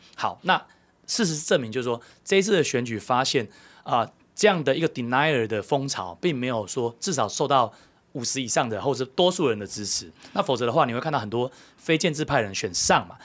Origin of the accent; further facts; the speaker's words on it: Taiwan; 那我们台湾人， 我们是自己的人呢